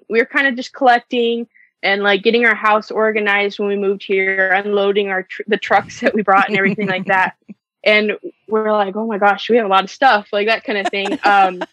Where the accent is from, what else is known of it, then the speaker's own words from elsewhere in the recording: Arizona, United States; moved away as an adult; also born or lived in Chandler, Arizona; now in Oregon, United States; we are from Arizona. We moved to Oregon about 2 years ago